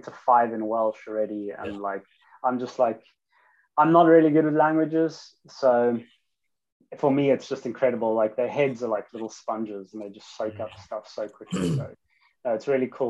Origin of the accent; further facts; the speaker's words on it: Cape Town, Western Cape, South Africa; moved away as an adult; also born or lived in London, United Kingdom; now in Wales, United Kingdom; South African from Cape Town